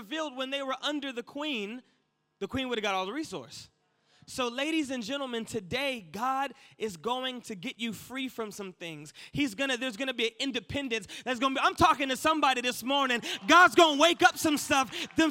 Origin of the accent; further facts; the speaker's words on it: United States; accent: American; my American accent